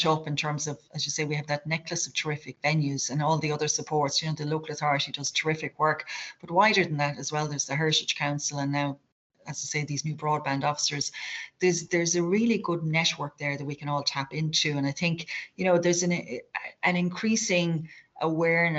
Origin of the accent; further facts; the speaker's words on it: North Kerry, Munster, Ireland; I'm from a small town in North Kerry